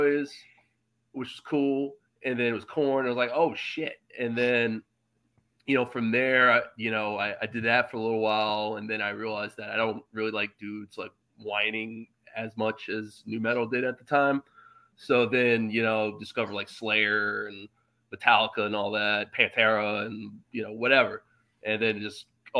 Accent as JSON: {"language": "English", "town": "Charlottesville", "region": "Virginia", "country": "United States", "tie": "born or raised there", "also_born_or_lived": "Richmond, Virginia", "moved": "as an adult", "lives_now": "New York City, United States", "said": "originally, I grew up in Charlottesville"}